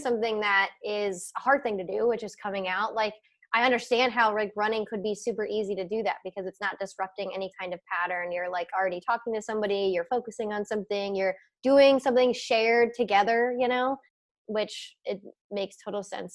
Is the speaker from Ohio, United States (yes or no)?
yes; Cincinnati, Ohio, United States; I have Ohio pride, I guess, because I grew up here and like my parents and my grandparents and my great grandparents, like everyone's from Cincinnati